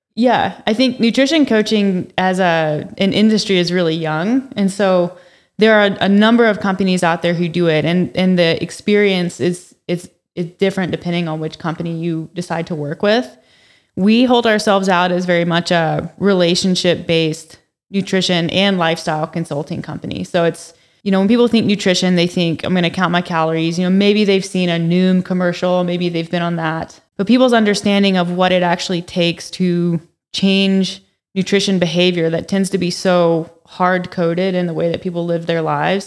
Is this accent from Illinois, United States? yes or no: no; North Carolina, United States; moved away as an adult; now in Calgary, Canada; I'm actually from North Carolina originally, so I've only been here since two thousand and seventeen.